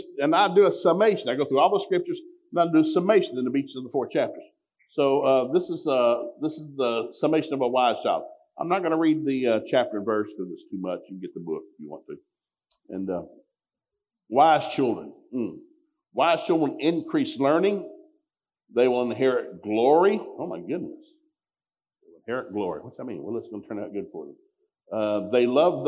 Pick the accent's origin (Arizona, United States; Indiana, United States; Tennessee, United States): Tennessee, United States; Ducktown; We grew up in Ducktown, Tennessee